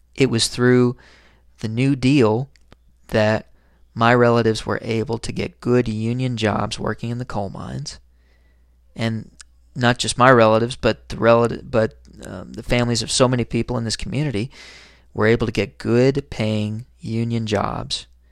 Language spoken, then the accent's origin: English; Harlan, Kentucky, United States; I write some opinion columns for my hometown newspaper, and I write under the subheading, "The New Dealer." If you ever check out the Harlan Enterprise